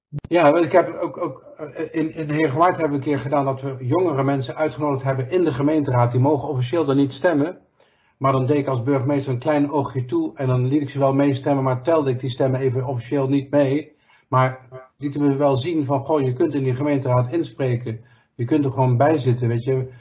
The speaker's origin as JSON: {"language": "Dutch", "region": "North Brabant", "country": "Netherlands", "said": "als Brabanders begrijpen we"}